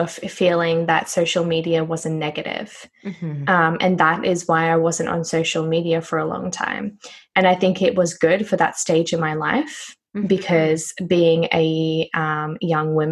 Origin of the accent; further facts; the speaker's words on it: Noosa, Queensland, Australia; I am from Queensland, Australia. It's a place called Noosa.